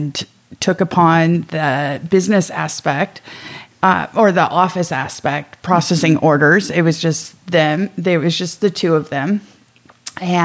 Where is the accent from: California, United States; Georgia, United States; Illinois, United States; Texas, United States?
California, United States; Los Angeles; also born or lived in Ojai, California; we grew up in Los Angeles. Oh, we were just outside, in Mar Vista, and the company started there